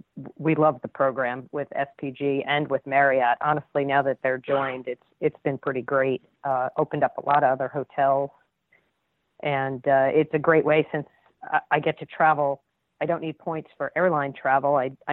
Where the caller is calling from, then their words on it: Charleston, South Carolina, United States; So right now I'm actually calling from Charleston, South Carolina. I'm an Air Force reservist out here.